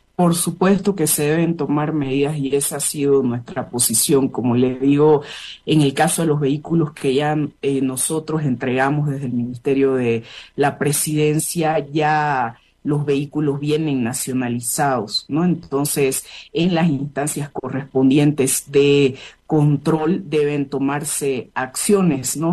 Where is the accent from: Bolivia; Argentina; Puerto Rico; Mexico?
Bolivia; nosotras como bolivianas